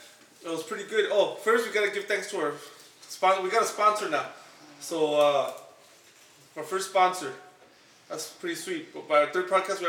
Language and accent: English; Los Angeles, California, United States; I was born and raised in Silver Lake, California.